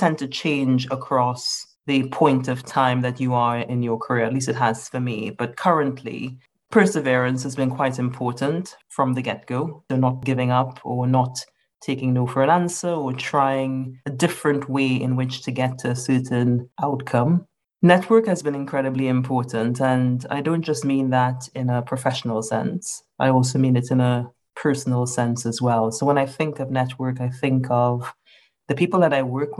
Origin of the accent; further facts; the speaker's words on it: Trinidad & Tobago; now in United Kingdom; I consider myself to be a Trinidadian. So I grew up in Trinidad and Tobago.